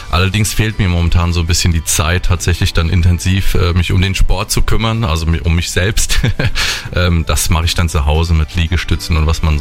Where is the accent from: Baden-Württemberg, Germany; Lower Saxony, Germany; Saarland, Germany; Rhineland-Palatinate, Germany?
Rhineland-Palatinate, Germany; Bad Kreuznach; Ja, Bad Kreuznach ist meine Heimat. Hier bin ich aufgewachsen, zur Schule gegangen und lebe hier sehr gerne.